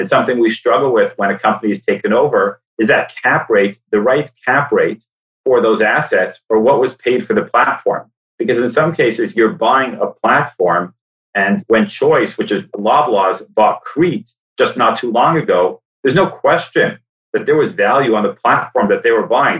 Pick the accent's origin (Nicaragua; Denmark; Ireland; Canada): Canada; Toronto, Ontario; moved away as an adult; also born or lived in New York; I grew up in Toronto, wanted to come back to Toronto at some point